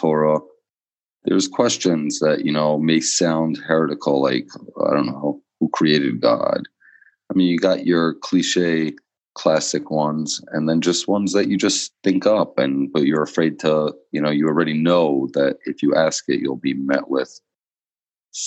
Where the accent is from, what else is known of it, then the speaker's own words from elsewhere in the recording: New York City, New York, United States; moved away as an adult; now in Israel; I grew up in Borough Park, Brooklyn. I moved to Israel when I was 18